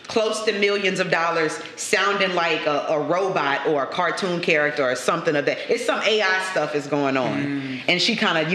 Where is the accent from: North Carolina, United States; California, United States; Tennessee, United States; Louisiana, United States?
Louisiana, United States; Lafayette; also born or lived in Jonesboro, Louisiana; me and my mom we packed up and moved to Lafayette. So mm if I've been in Lafayette since I was eight, yeah, I always say the streets that raised you is where you from. mm So mm-hmm. I'm I'm from Lafayette, but I ain't gonna ignore Jonesboro.